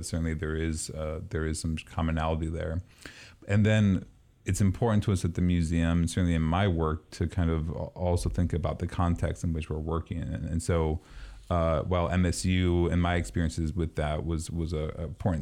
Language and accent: English; East Coast, United States; moved away; Growing up on the East Coast, lacrosse is a major phenomenon out there